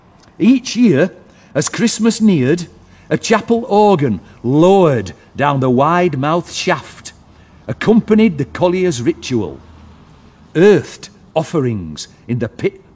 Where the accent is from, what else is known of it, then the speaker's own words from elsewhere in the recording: Wath-upon-Dearne, Yorkshire and the Humber, United Kingdom; I'm from Woth, which is just over the hill, I kind of feel at home here.